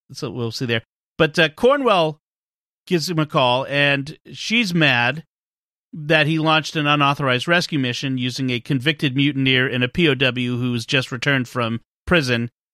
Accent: Boston area, Massachusetts, United States; I don't actually live in Boston, but if I'm on the other side of the galaxy and someone asks where I'm from, I say I'm from Boston.

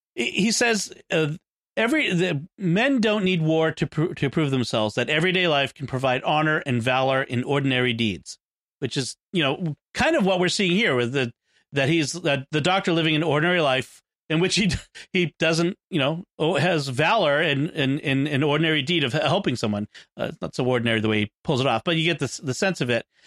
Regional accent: United States; I'm American

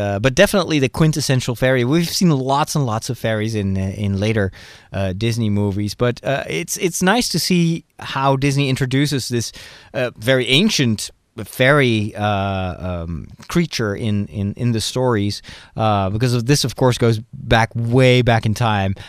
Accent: Netherlands; I'm from Holland

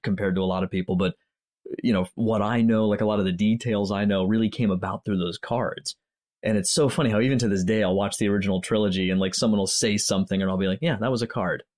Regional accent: Pennsylvania, United States; also born or lived in Germany; I live in Pennsylvania now. I grew up in Pennsylvania

